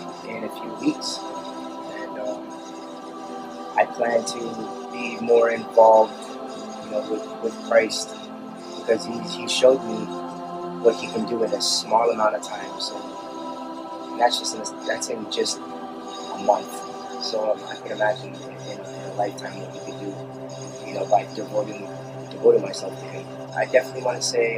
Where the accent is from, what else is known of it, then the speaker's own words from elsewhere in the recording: Anaheim, California, United States; I was born in Anaheim, California.